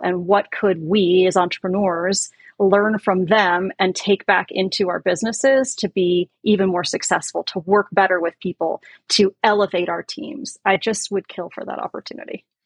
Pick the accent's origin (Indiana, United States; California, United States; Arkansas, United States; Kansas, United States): California, United States; San Francisco Bay Area; I grew up in the Bay Area, San Francisco Bay Area.